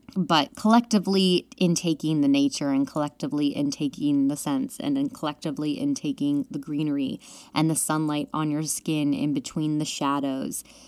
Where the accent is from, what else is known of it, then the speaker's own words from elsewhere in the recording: Pennsylvania, United States; now in New York, United States; we were going to have me move home to Pennsylvania